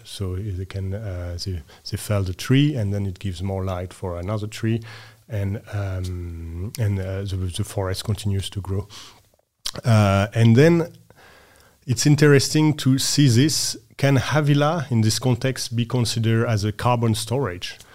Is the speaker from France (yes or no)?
yes; west coast of France, France; moved away as an adult; also born or lived in Norway; now in Copenhagen, Denmark; I grew up, uh, west coast of France